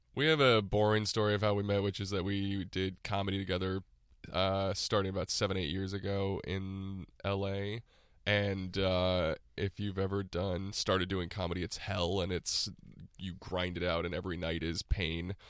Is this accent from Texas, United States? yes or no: yes; Texas, United States; moved away as an adult; now in Los Angeles, United States; grew up in Texas mostly, and I went to college in Austin